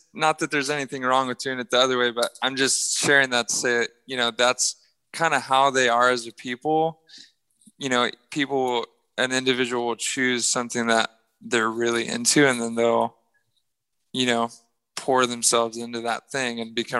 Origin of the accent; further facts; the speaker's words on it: Japan; now in United States; I grew up in Japan. My parents moved there in the 80s, and they...